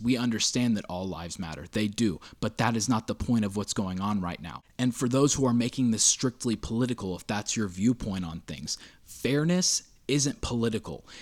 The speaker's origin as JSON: {"language": "English", "country": "United States", "said": "us as American citizens"}